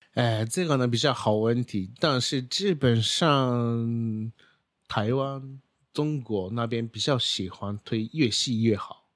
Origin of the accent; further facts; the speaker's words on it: Japan; Chinese is a second language; moved away as an adult; now in Taiwan; 我是来自日本的